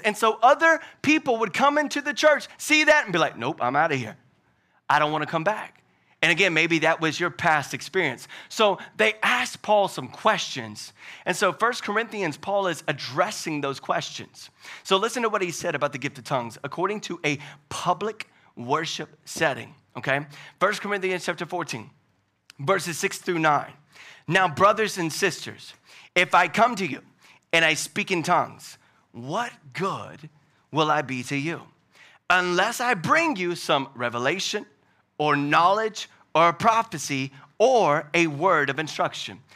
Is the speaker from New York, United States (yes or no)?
no; Louisiana, United States; now in Hickory, United States; I'm from Louisiana, but I'm not from down south